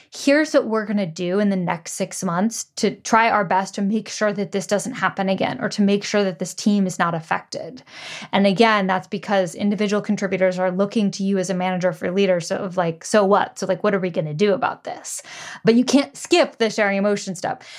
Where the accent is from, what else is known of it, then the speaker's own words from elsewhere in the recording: United States; grew up in the U S